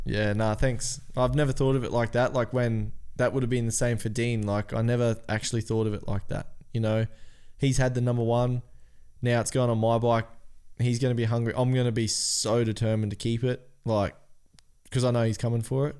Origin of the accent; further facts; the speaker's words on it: Cairns, Queensland, Australia; We're from Cairns.